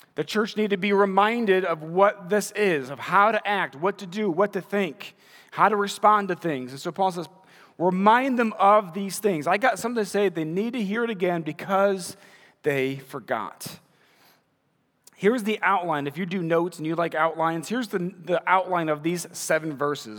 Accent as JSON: {"language": "English", "town": "Munster", "region": "Indiana", "country": "United States", "tie": "born or raised there", "also_born_or_lived": "Crown Point, Indiana / Wisconsin", "said": "moved to Munster and graduated from Munster High School"}